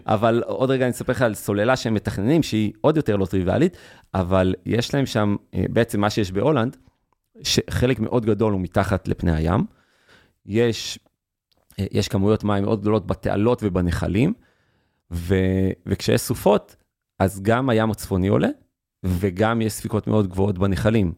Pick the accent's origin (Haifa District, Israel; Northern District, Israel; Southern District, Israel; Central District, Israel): Northern District, Israel; near Beit She'an; אני גדלתי בנווהו, ליד בית שאן